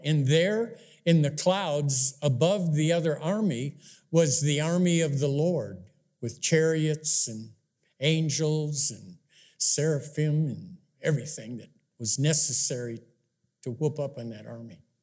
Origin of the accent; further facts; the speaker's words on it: Wisconsin, United States; I grew up in Wisconsin back in the fifties